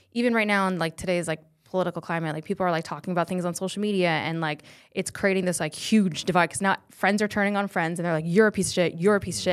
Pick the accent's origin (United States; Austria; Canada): United States; Fort Collins, Colorado; born or raised there; accent: valley girl; moved away as an adult; now in Los Angeles, United States